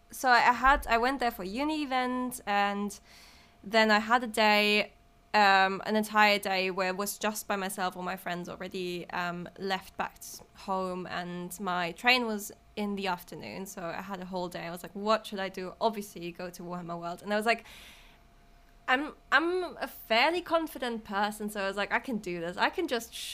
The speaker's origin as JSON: {"language": "English", "country": "Germany", "also_born_or_lived": "Paris / Berlin / Nottingham", "second_language": "English", "moved": "as an adult", "lives_now": "London, United Kingdom", "said": "I'm from Germany, but I've lived lots of different places in Paris before, and in Berlin, and in Nottingham, and in London now"}